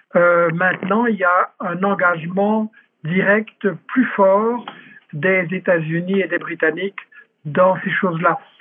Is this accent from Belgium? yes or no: yes; Belgium; en tant que Belge, en tant qu'Européen